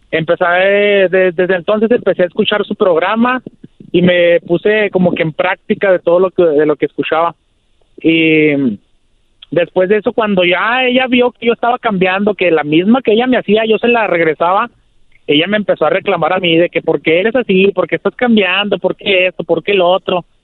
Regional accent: Ciudad Juárez, Chihuahua, Mexico; Maestro, aquí, aquí andamos, yo soy de Ciudad Juárez.

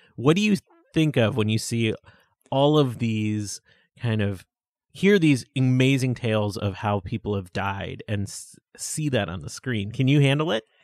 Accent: Buffalo, New York, United States; I grew up in Buffalo, New York

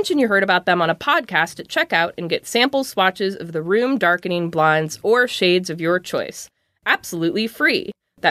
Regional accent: Illinois, United States; I'm from Illinois, so I know driving around in snow is horrendous.

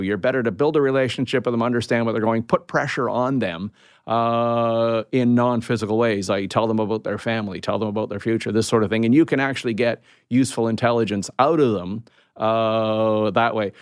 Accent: Canada; I'm a Canadian

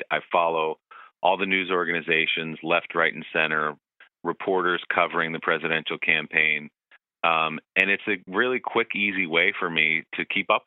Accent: Bergen County, New Jersey, United States; I grew up in Bergen County, New Jersey, which is about 30 minutes across the river from New York City

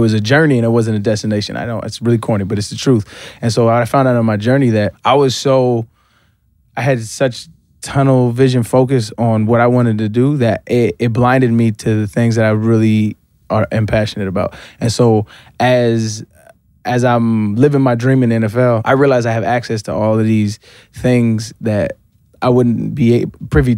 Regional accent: Albuquerque, New Mexico, United States; moved away; also born or lived in San Diego, California; I grew up in Albuquerque, New Mexico, and I moved to San Diego, California

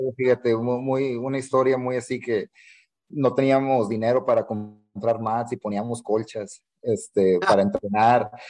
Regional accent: Matamoros, Tamaulipas, Mexico; moved away as an adult; also born or lived in Weslaco, Texas; Soy mexicano, nací en Matamoros, Tamaulipas.

